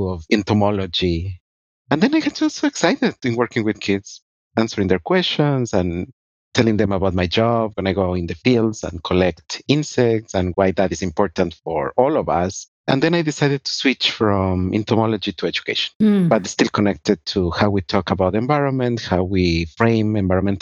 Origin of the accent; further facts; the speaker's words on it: Ecuador; moved away as an adult; also born or lived in Honduras / Illinois, United States; now in United States; I am originally from Ecuador, and I left Ecuador when I was 19.